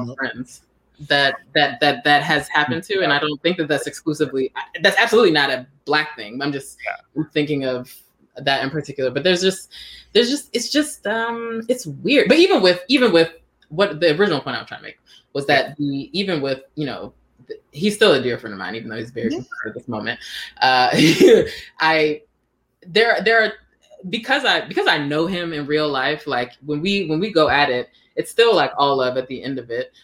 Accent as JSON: {"language": "English", "town": "Washington", "region": "District of Columbia", "country": "United States", "tie": "born or raised there", "also_born_or_lived": "Silver Spring, Maryland / Atlanta, Georgia / San Francisco, California", "moved": "as an adult", "lives_now": "California, United States", "said": "I grew up in Northeast until we moved to the suburbs. We moved to Silver Spring"}